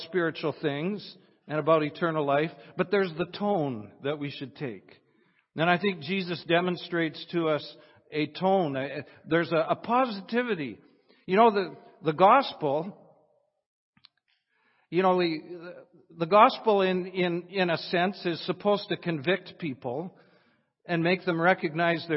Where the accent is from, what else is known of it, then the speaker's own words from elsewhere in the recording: Weyburn, Saskatchewan, Canada; I'm from Weyburn, Saskatchewan.